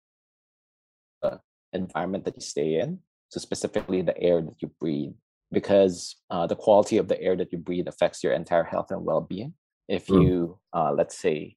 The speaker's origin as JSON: {"language": "English", "country": "Philippines", "tie": "born or raised there", "also_born_or_lived": "Singapore", "moved": "as an adult", "said": "Born and raised in the Philippines, grew up here"}